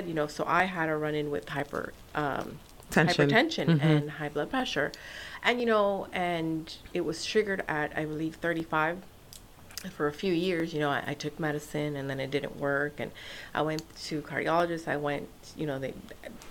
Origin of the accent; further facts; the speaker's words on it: Nicaragua; now in United States; I'm from Nicaragua.